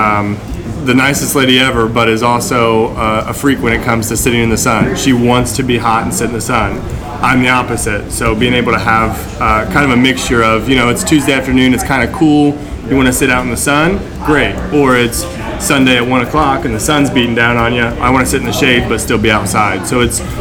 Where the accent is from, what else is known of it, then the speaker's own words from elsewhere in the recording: Brookville, Indiana, United States; I'm from Brookville